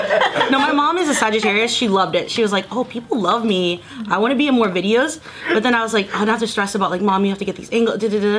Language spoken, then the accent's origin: English; Middleburg, Florida, United States; moved away as an adult; now in Los Angeles, United States; I grew up in Florida